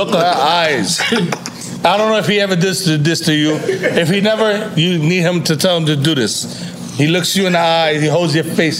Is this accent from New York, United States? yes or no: yes; New York City, New York, United States; I say, yo, I'm from Brooklyn, I'm from New York.